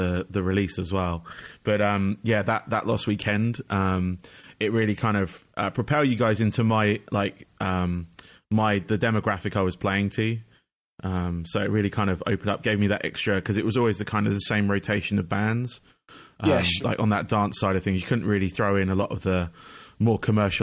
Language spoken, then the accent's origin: English; United Kingdom; accent: UK; moved away as an adult; I used to be in the UK, as you can hear from my accent